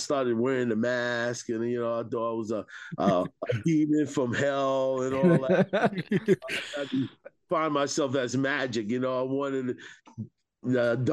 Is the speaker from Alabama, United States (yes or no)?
no; New York City, New York, United States; I'm from Staten Island